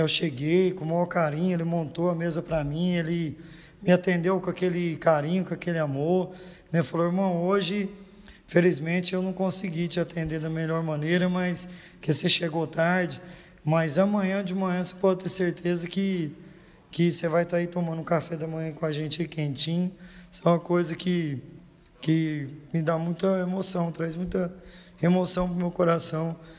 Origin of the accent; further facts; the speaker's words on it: Goiatuba, Goiás, Brazil; eu sou natural de Goiatuba, Goiás